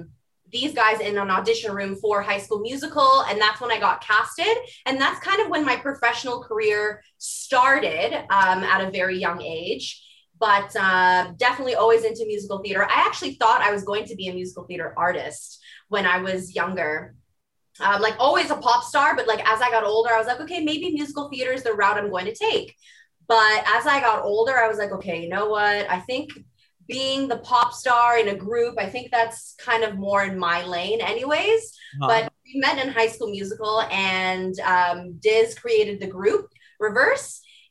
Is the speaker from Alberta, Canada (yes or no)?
no; Mississauga, Ontario, Canada; I was born and raised in Mississauga, Ontario. It's about 15 minutes from Toronto.